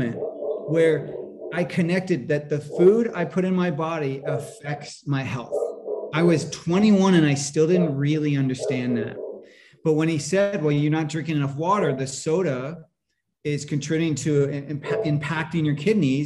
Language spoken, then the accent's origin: English; Northern California, United States; I grew up in California, in Northern California